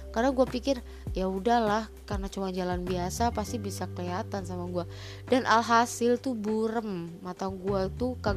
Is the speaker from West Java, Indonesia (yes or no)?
yes; Cirebon, West Java, Indonesia; jadi SMA gue ini adalah terbilang SMA favorit di kota gue yaitu di di, eh, di Cirebon